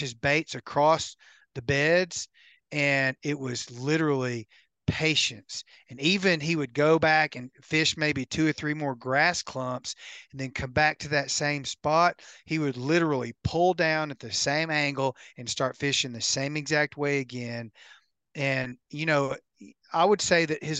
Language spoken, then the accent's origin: English; United States; my hometown on Kentucky Lake